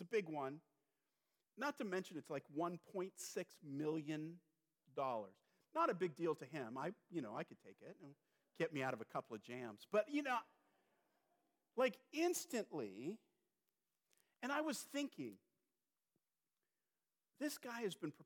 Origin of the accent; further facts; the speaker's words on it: California, United States; moved away; I'm from California.